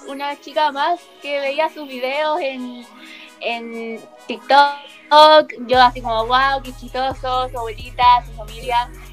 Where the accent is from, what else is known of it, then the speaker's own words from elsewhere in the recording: Santiago, Santiago Metropolitan Region, Chile; yo soy de Santiago, siempre de Santiago, acá Chile